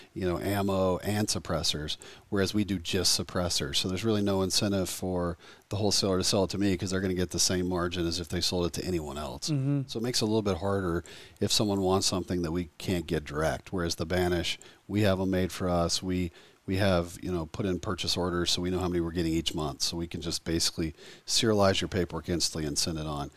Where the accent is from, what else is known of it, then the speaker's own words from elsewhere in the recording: the South, United States; I grew up in the South here, and I used to always go fishing with my grandfather in Alabama.